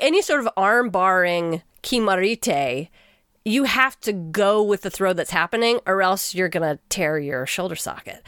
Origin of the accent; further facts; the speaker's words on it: Texas, United States; as a Texan to learn Japanese through an Australian